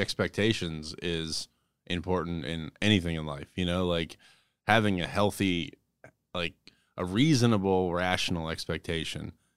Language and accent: English; Johnstown, Pennsylvania, United States; I grew up near Johnstown, right? So I grew up in a small mountain town